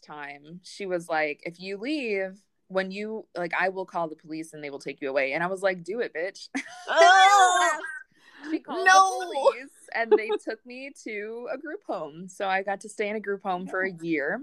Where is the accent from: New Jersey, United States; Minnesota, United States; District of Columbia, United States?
Minnesota, United States; Minneapolis; I was born in Minnesota. I grew up in Minneapolis